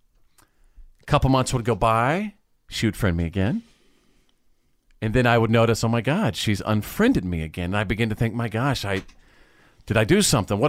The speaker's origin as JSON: {"language": "English", "town": "Wichita Falls", "region": "Texas", "country": "United States", "tie": "born or raised there", "also_born_or_lived": "Bowie, Texas", "said": "When I was a little kid, growing up in Wichita Falls, Texas, in North Texas"}